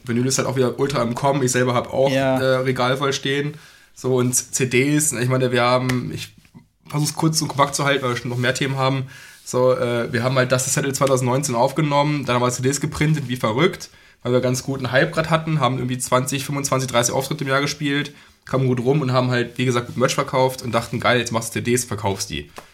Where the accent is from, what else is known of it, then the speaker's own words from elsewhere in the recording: Braunschweig, Lower Saxony, Germany; wir kommen aus Braunschweig, die Braunschweiger Szene